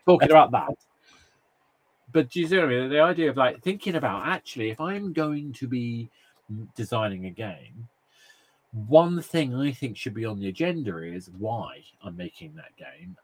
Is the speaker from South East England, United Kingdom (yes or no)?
no; March, East of England, United Kingdom; now in London, United Kingdom; I, grew up in a, a, lovely place called March. It's a small town